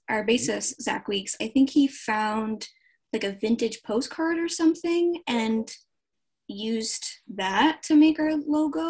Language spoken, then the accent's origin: English; Long Island, New York, United States; I grew up on Long Island